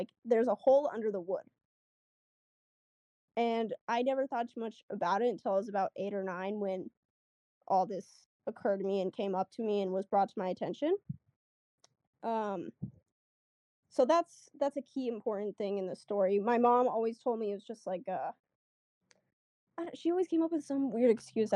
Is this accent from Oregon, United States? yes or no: no; Arizona, United States; I'm from Arizona